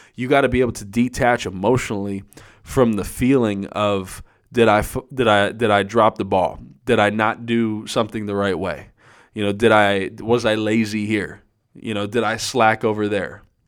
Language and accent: English; Erie, Pennsylvania, United States; I'm from Erie, Pennsylvania, and it is the land of freaking snow up here